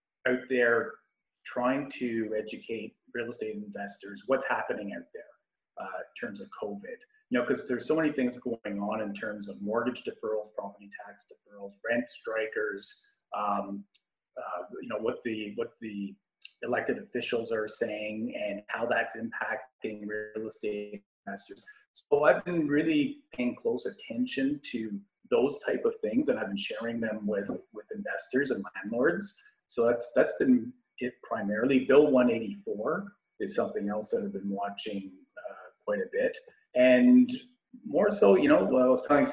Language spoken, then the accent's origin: English; Ottawa, Ontario, Canada; I was born and raised in Ottawa